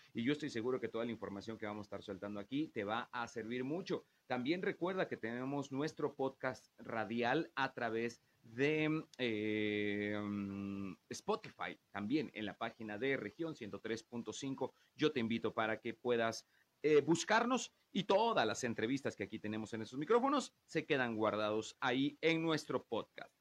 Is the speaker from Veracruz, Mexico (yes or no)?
yes; a town in Veracruz, Mexico; moved away; vengo de un pueblo de Veracruz